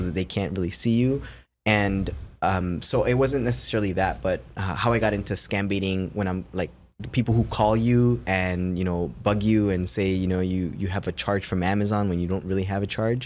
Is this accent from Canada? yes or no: yes; Toronto, Ontario, Canada; I'm from Toronto.